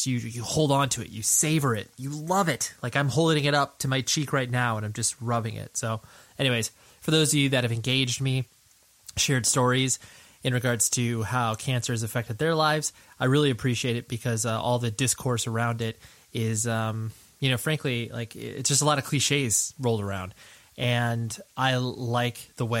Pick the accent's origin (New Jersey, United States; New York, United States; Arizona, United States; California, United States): California, United States; Southern; I'm from Southern California